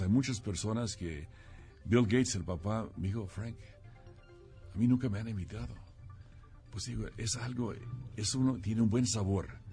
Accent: Mexico; soy el segundo mexicano para ocupar la presidencia mundial

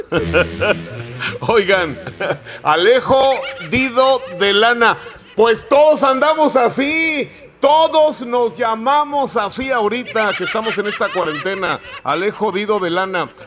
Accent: Spain; así como soy, es que soy español.

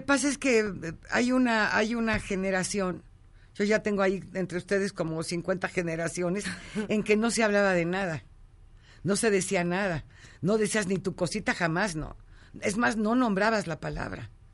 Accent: Ojinaga, Chihuahua, Mexico; moved away; Soy de Ojinaga, Chihuahua. Nací en un ranchito ahí en, Cañada Ancha, un rancho de mi abuela. Entonces imagínate la crianza

